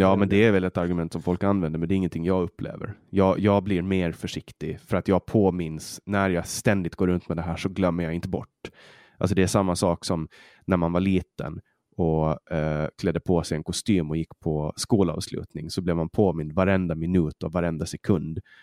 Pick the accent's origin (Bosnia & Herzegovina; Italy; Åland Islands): Åland Islands; accent: Åland Swedish; now in Sweden; vi ålänningar